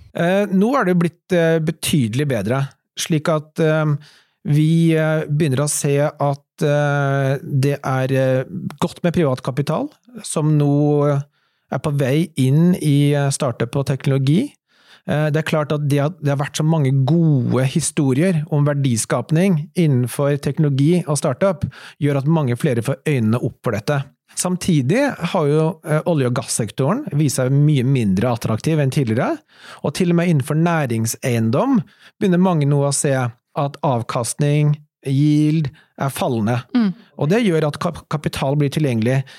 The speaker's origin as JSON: {"language": "Norwegian", "country": "Norway", "said": "Alle vi som startet det, var norske"}